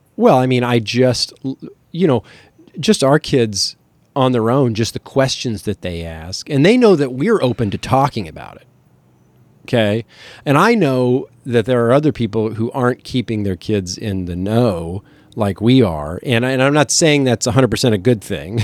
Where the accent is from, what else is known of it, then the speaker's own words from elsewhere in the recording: Kansas City, Missouri, United States; also born or lived in Lawrence; We are from Kansas City